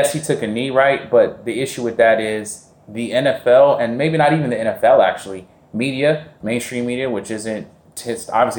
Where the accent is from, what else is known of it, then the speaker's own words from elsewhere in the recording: Bay Area, California, United States; also born or lived in Sacramento; I'm from the Bay Area